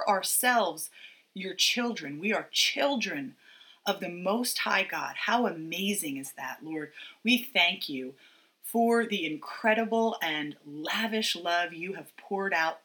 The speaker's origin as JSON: {"language": "English", "country": "United States", "said": "as an American"}